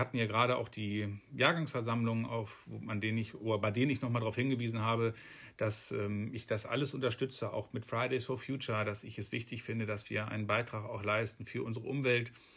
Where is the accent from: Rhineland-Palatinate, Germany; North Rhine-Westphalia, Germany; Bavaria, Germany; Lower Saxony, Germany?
Lower Saxony, Germany; Alfeld; also born or lived in Hameln / Hohenhameln / Gronau; komme gebürtig aus Alfeld und wollte gerne wieder in diese Region